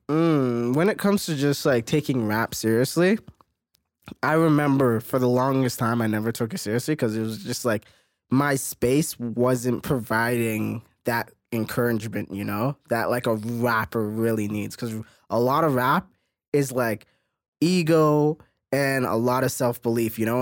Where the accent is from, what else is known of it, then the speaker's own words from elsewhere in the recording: Mississauga, Ontario, Canada; now in Toronto, Canada; I come from Mississauga, but my whole career and everything that I've done work-wise is from Toronto.